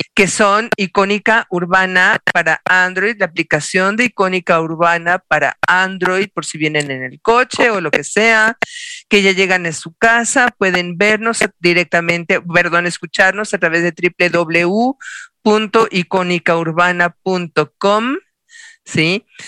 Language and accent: Spanish; Mexico; Como buenos mexicanos hacemos una fiesta de tres días